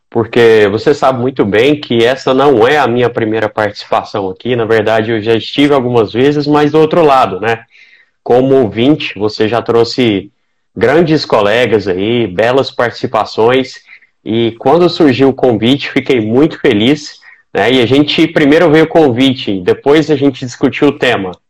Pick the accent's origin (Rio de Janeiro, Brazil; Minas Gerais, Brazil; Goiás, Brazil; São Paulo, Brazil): Goiás, Brazil; Goiânia; eu sou médico urologista, especializado em andrologia, sou de Goiânia, atuo aqui na Terrinha, né, fiz a minha formação em urologia aqui mesmo